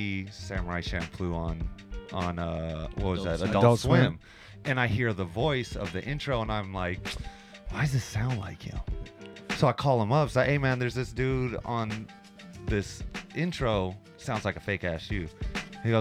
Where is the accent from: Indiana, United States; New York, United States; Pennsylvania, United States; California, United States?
California, United States; San Francisco; now in Tokyo, Japan